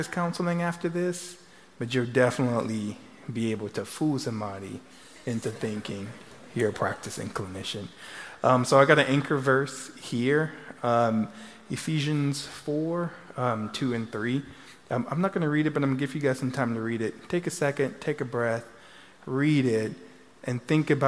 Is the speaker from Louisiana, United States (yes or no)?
yes; Louisiana, United States; now in Texas, United States; I'm from Louisiana